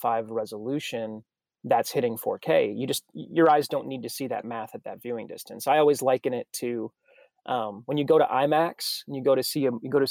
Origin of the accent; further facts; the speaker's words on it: Minnesota, United States; also born or lived in Texas; now in Nashville, United States; I'm from Minnesota originally, so this is better than the snow that's all over my hometown